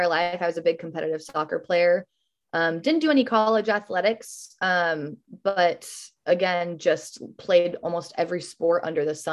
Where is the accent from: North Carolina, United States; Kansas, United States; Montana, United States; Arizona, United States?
Montana, United States; moved away as an adult; also born or lived in Savannah, Georgia; now in Bay Area, United States; That's my home state